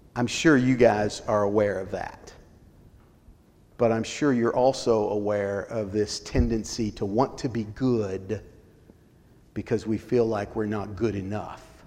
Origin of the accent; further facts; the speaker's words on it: Colorado, United States; When I grew up in Colorado, small Baptist church